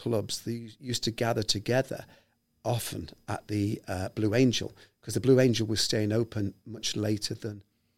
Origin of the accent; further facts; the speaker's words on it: Liverpool, North West England, United Kingdom; accent: posh; moved away; Excuse my posh accent there, but I moved away from Liverpool 40 years ago, sir.